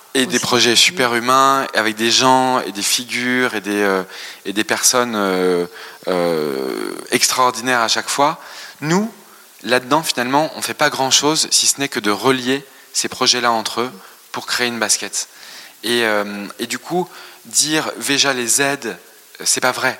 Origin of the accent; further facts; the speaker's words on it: France; on a grandi en France, bien sûr, on, a des racines ici